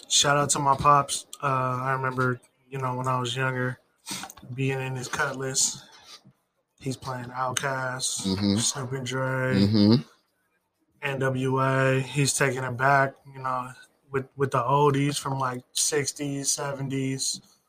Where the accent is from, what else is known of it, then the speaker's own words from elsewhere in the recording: Las Vegas, Nevada, United States; also born or lived in Iowa; I'm from Las Vegas